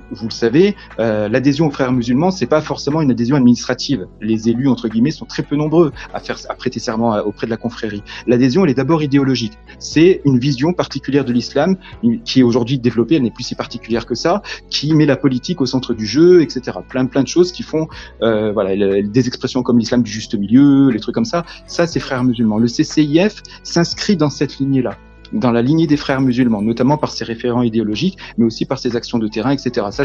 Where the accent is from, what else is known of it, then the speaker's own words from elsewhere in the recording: France; Je suis français, point. Peu importe mes origines, mes croyances, je suis français, point.